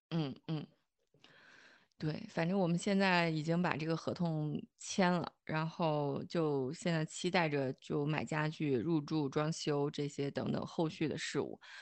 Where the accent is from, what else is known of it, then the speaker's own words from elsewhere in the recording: China; moved away as an adult; now in Germany; 我们中国人